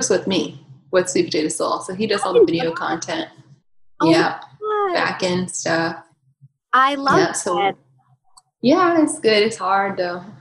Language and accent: English; Southern United States, United States; up in the South, it was like I was like I was like the weird one for not eating those foods